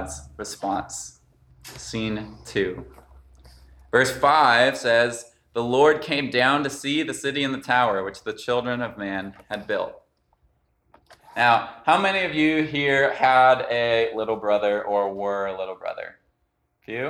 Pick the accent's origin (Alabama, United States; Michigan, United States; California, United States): California, United States; Los Gatos; I'm from Los Gatos